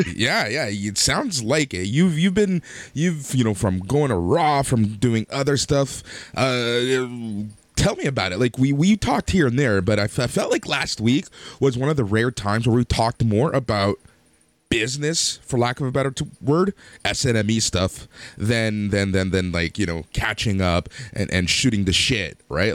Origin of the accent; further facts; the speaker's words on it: Mississauga, Ontario, Canada; I grew up in Mississauga